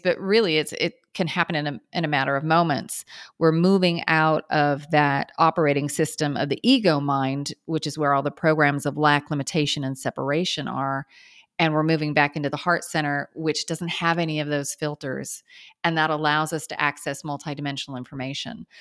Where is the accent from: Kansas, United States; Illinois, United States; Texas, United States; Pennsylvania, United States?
Kansas, United States; I grew up in Kansas